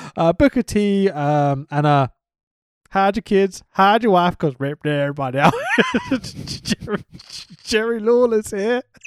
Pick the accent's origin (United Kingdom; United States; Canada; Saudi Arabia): United Kingdom; I'm a British dude